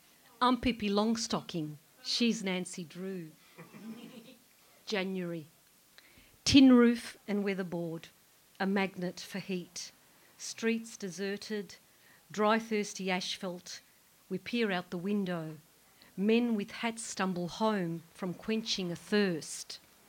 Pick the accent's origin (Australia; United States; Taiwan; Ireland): Australia; Melbourne, Victoria; This next poem is about my childhood in growing up in Richmond. For those of you that don't know, Richmond is in a city suburb. And when I was growing up there, there were like 95% Greeks.